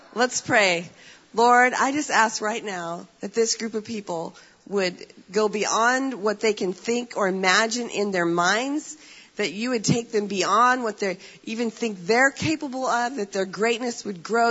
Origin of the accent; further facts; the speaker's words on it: United States; I'm an American